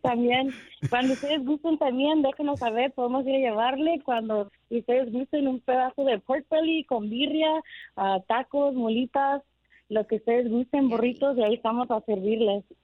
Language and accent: Spanish; United States; yo soy de aquí, pero mi familia es salvadoreña